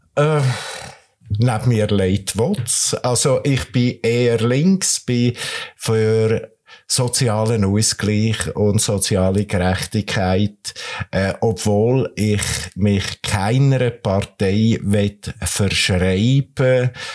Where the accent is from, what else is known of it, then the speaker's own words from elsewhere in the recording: Nidwalden, Switzerland; moved away as an adult; now in Kriens, Switzerland; Ich bin aus dem Bergbauernsohn aus dem Nidwaldischen, äh, komme von der Weissiflue auf 1000 Meter